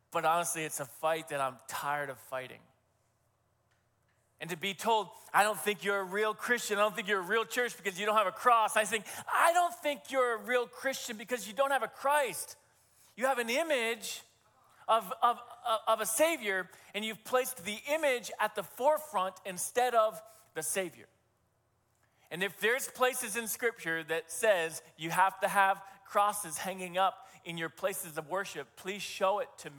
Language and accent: English; New Hampshire, United States; over my years of growing up in New Hampshire